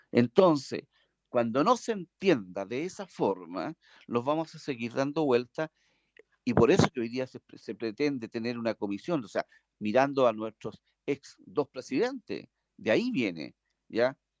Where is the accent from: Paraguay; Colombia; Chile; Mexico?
Chile; nosotros como los chilenos